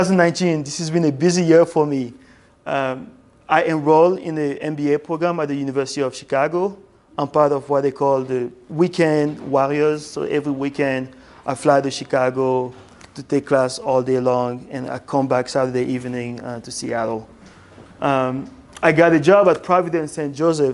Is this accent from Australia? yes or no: no; Algeria; born there; I was born in West Africa in a country called Algeria.